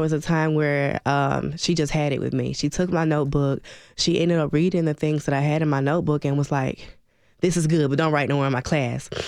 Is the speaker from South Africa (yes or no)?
no; Atlanta, Georgia, United States; moved away as an adult; also born or lived in Birmingham, Alabama / Clarksville, Tennessee; now in Nashville, United States; I was born in Birmingham, Alabama, raised in Atlanta, Georgia